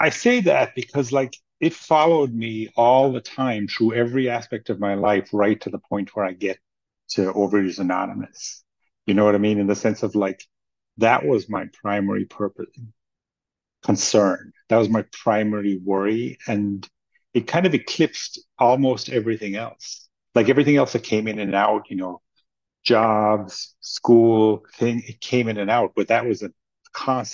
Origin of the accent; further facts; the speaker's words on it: Ireland; I grew up in Ireland